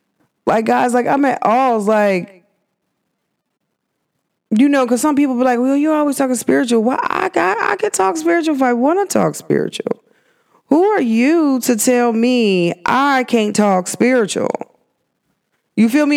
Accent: United States; culture to me is American

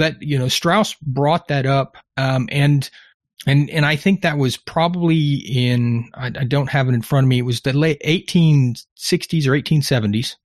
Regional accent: Texas, United States; being Texan

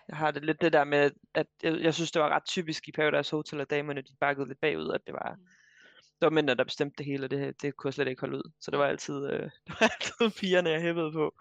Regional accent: Vejle, Southern Denmark, Denmark; moved away as an adult; also born or lived in Frederiksberg, Copenhagen; now in Copenhagen, Denmark; jeg er øh, fra Vejle i ja. Kære Jylland, men jeg bor nu på Frederiksberg i København

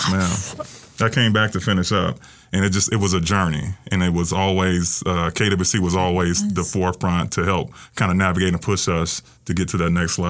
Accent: St. Petersburg, Florida, United States; moved away as an adult; also born or lived in Owensboro, Kentucky; I'm originally from St. Petersburg, Florida.

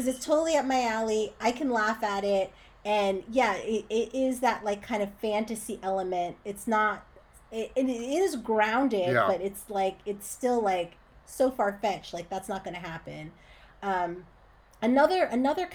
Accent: Northern New Jersey, United States; moved away as an adult; also born or lived in Boston / New York; now in Los Angeles, United States; I'm from Northern Jersey

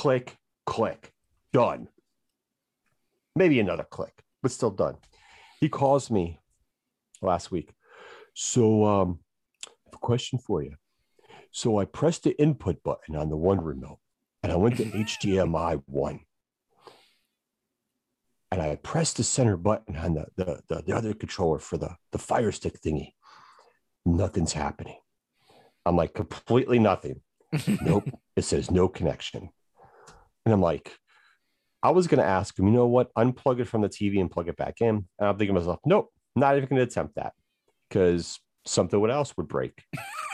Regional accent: Chicago, Illinois, United States; moved away; I'm originally from Chicago.

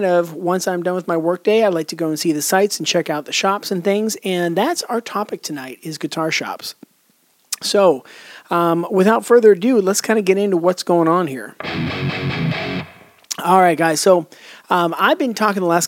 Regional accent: Pittsburgh, Pennsylvania, United States; moved away as an adult; now in Charleston, United States; I moved a couple years back from the Pittsburgh area to the Charleston, South Carolina area

